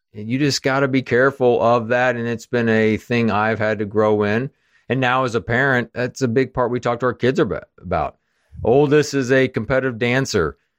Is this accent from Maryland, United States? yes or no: no; Kansas City, Missouri, United States; moved away; I grew up in Kansas City, so my parents live there, my brother